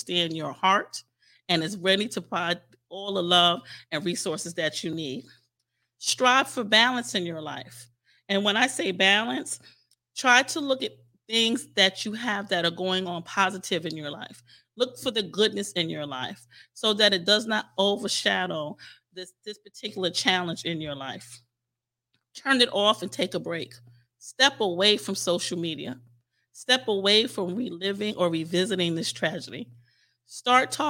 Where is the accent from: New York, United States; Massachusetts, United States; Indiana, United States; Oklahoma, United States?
New York, United States; New York City; now in Virginia, United States; my hometown in Staten Island, New York